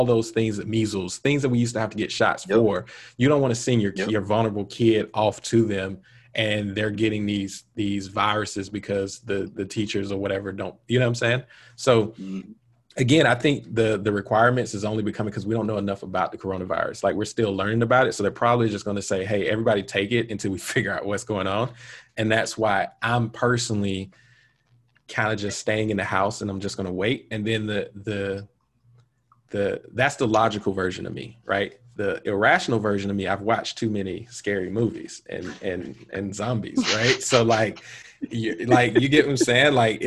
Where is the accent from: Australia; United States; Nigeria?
United States; Montgomery, Alabama; Growing up in Montgomery